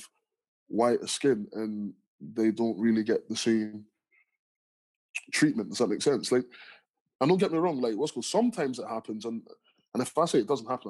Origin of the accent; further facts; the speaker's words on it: London, United Kingdom; also born or lived in Nigeria / Stranraer / Ayr; now in Glasgow, United Kingdom; where I grew up in London, I was surrounded by people that looked just like me